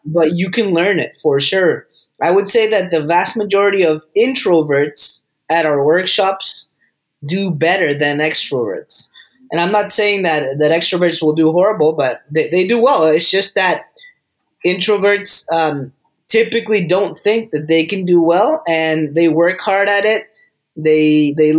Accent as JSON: {"language": "English", "country": "Costa Rica", "moved": "yes", "said": "I am from Costa Rica"}